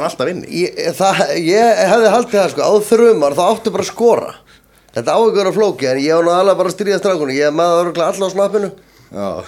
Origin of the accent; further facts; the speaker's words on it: Reykjavík, Capital Region, Iceland; ég er alinu upp ég fæðist í Möðrufelli 1980 fæðist ég á landsbytalunum Reykjavík bý í maðurufell í fjóra mánuð ára mammin og pappi og sískinu mín flytja í hólana bregðaltið